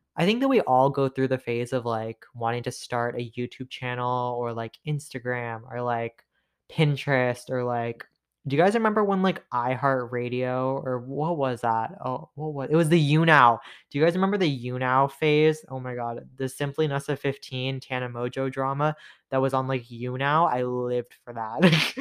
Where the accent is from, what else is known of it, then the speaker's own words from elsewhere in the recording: Toronto, Ontario, Canada; I'm from Toronto, Canada